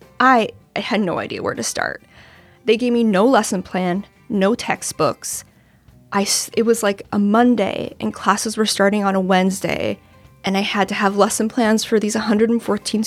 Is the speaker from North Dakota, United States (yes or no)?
yes; North Dakota, United States; moved away as an adult; now in Washington, D.C., United States; I am originally from North Dakota, but I've lived on the East Coast since 2009, mostly in D.C.